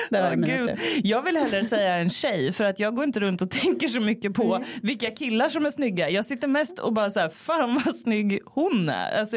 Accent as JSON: {"language": "Swedish", "town": "Degerfors", "region": "Örebro County", "country": "Sweden", "said": "Jag, bara, jag är från Degerfors."}